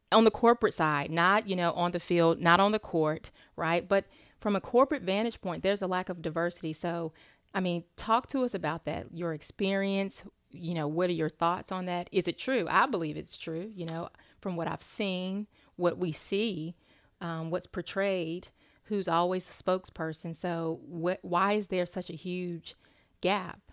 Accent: Charlotte, North Carolina, United States; I'm from Charlotte

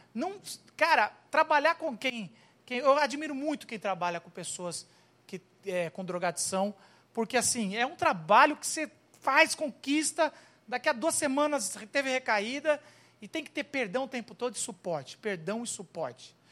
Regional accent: Brazil; sou brasileiro com muito orgulho, com muito amor

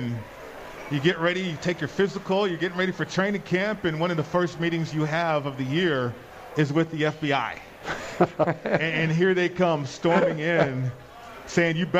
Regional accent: Las Vegas, Nevada, United States; I'm from Vegas

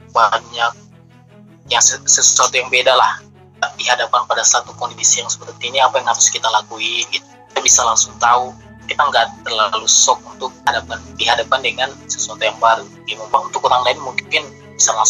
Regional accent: Makassar, South Sulawesi, Indonesia; accent: Makassar; dulu waktu saya presentasi logat Makassar masih ada kan udah eh

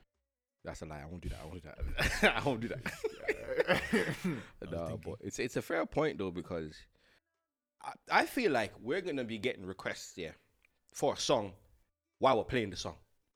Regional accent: Dublin, Leinster, Ireland; I'm from Dublin. I don't know these ends.

